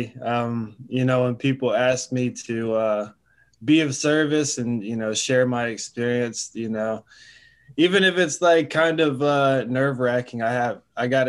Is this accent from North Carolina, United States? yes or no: yes; Charlotte, North Carolina, United States; I'm from Charlotte, North Carolina